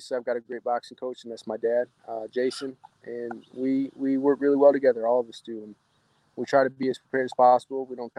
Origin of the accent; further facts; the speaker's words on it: Michigan, United States; my hometown here in Michigan